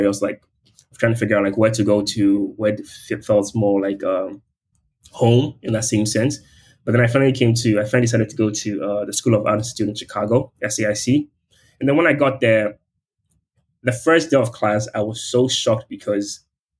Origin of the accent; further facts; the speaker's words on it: Ghana; moved away as an adult; my identity as a Ghanaian and also like being from like a post-colonial state